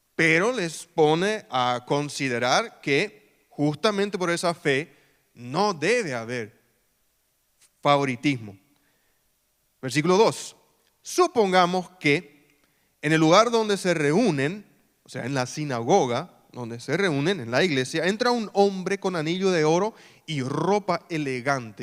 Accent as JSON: {"language": "Spanish", "town": "Filadelfia", "region": "Boquerón", "country": "Paraguay", "tie": "born or raised there", "also_born_or_lived": "Mariscal Estigarribia / San Lorenzo", "said": "Filadelfia, mi ciudad natal"}